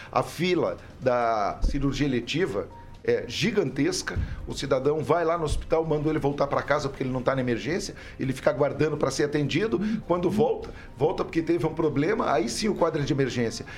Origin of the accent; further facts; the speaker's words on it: Curitiba, Paraná, Brazil; a banda de rock and roll mais famosa da minha juventude em Curitiba